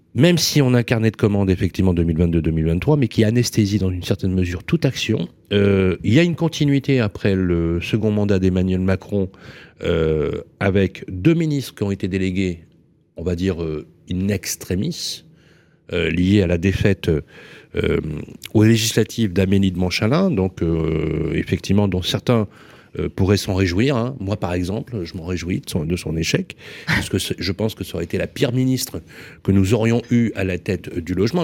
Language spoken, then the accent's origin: French; Vénissieux, Auvergne-Rhône-Alpes, France; je suis né au Minguettes et j'ai grandi